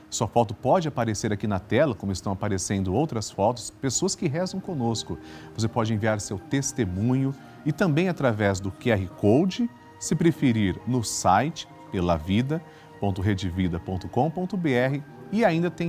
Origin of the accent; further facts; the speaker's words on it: Bauru, São Paulo, Brazil; eu sou de Bauru, São Paulo.